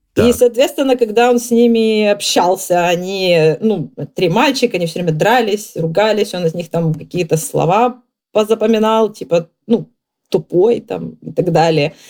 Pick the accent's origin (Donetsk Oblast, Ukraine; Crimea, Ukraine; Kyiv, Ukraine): Kyiv, Ukraine; moved away as an adult; now in England, United Kingdom; из Киева на самом деле, но а сейчас в Англии.